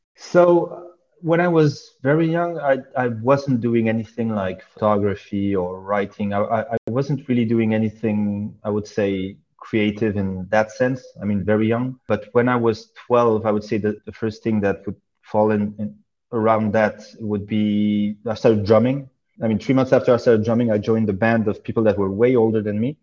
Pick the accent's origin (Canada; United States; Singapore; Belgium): Belgium; also born or lived in Saudi Arabia / Oman / Serbia; I was born in Belgium and spent most of my life there.